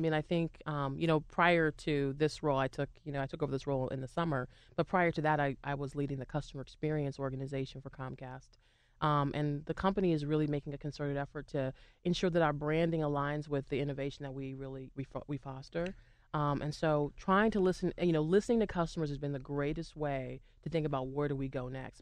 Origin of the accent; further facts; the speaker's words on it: Boston, Massachusetts, United States; now in Pittsburgh, United States; I used to sing a lot at, um, Fenway when I, I grew up in Boston